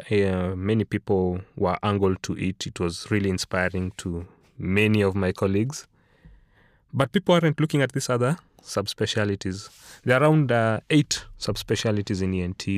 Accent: Nairobi, Kenya; moved away as an adult; also born or lived in South Africa; born and raised in Nairobi, school in Nairobi all my life

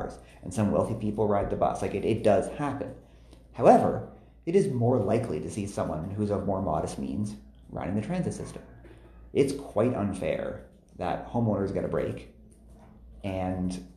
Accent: Toronto, Ontario, Canada; also born or lived in Edmonton, Alberta; I live downtown now, but I grew up in East Scarborough in Guildwood

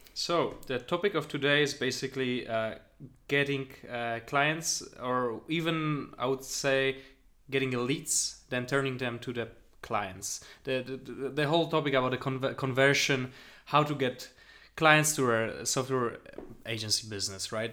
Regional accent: Poland; moved away as an adult; now in Berlin, Germany; I come from Poland

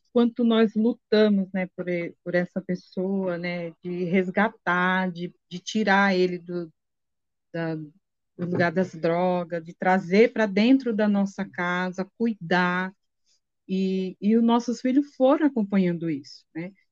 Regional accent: Sergipe, Brazil; moved away; sou de Sergipe

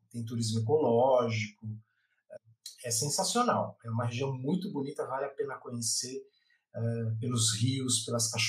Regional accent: São Paulo, Brazil; a gente é de São Paulo e a gente está querendo ir lá para a nascente do, do Rio.

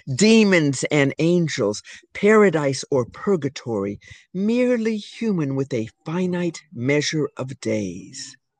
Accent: California, United States; moved away; also born or lived in New York City; I'm from California

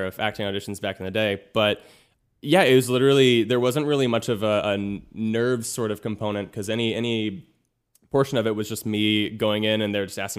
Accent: Manhattan Beach, California, United States; I'm 27 and I'm from Manhattan Beach, California.

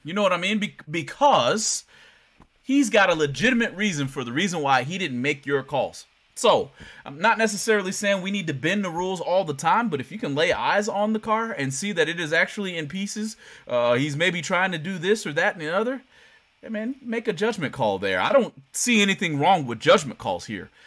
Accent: United States; It is in my hometown, Worldwide Technology

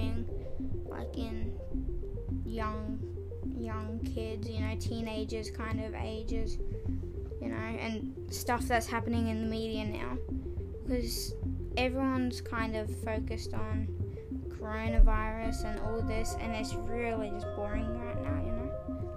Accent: Australia; I'm from Australia

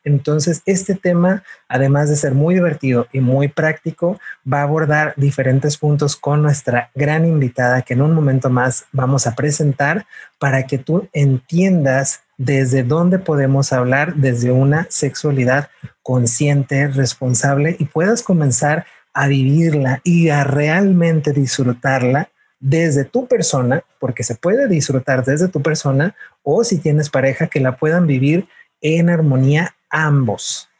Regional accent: Mexico; como mexicanos, como latinoamericanos

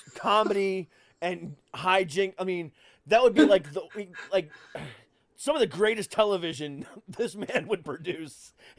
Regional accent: Florida, United States; moved away as an adult; also born or lived in Lorain, Ohio; now in Virginia, United States; Yeah, I'm originally from Ohio. I moved to Florida when I was 7 or 8. I can't remember. And then I moved here almost 5 years ago.

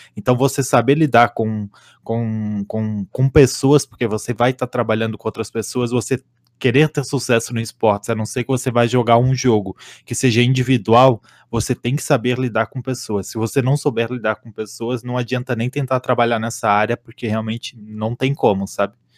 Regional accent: Santa Catarina, Brazil; moved away as an adult; now in São Paulo, Brazil; eu sou de Santa Catarina, mas estou morando aqui em São Paulo

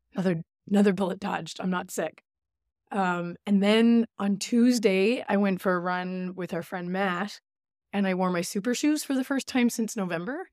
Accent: Newfoundland and Labrador, Canada; moved away; also born or lived in Goose Bay; I'm from Labrador

